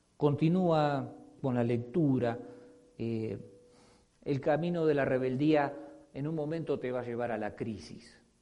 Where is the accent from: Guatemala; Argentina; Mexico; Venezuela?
Argentina; moved away; Como decimos en mi país